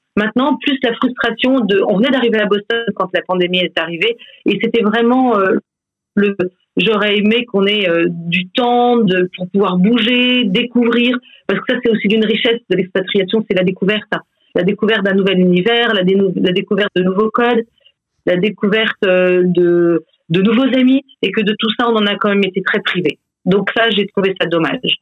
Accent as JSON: {"language": "French", "country": "France", "also_born_or_lived": "Belgium", "moved": "as an adult", "said": "en tant que Français"}